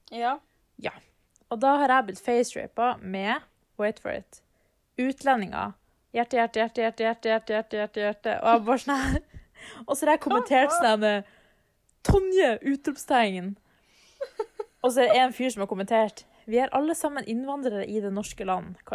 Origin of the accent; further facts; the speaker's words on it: Bodø, Nordland, Norway; moved away; å være mm. hjemme i Bodø på ferie.